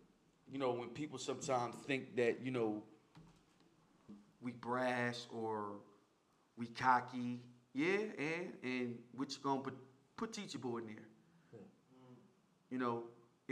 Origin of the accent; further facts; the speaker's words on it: Philadelphia, Pennsylvania, United States; we are from North Philly